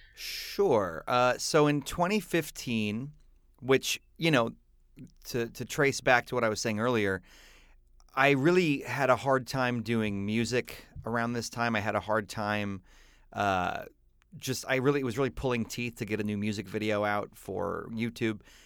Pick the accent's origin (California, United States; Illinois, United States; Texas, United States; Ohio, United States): Texas, United States; my roots of growing up in Texas in the eighties